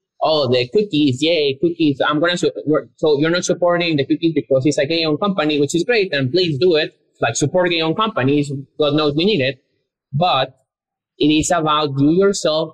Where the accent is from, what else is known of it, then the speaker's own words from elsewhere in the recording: Guatemala; moved away as an adult; now in Austin, United States; we came from Guatemala, which is a very conservative country, a Catholic country. Like, we both went to all boys Catholic schools